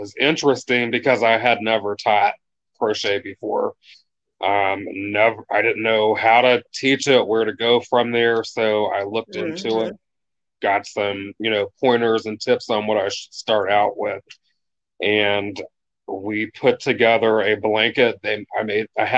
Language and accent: English; Warren, Ohio, United States; also born or lived in Columbus, Ohio; I am from Warren, Ohio. It's a small town, about an hour from Cleveland, 3 hours from Columbus